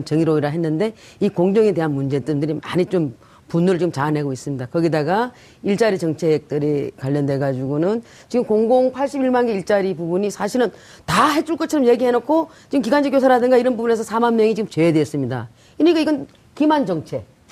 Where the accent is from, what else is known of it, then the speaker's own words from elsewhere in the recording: Sangju, North Gyeongsang, South Korea; moved away; 경북 상주입니다.